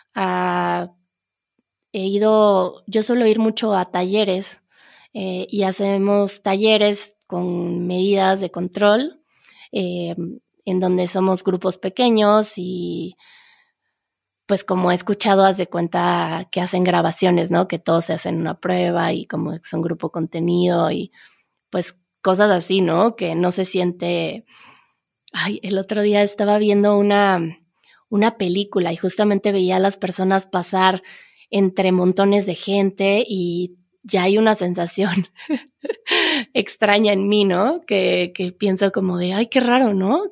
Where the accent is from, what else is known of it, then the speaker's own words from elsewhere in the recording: Mexico City, Mexico; moved away; Las personas que crecimos en la Ciudad de México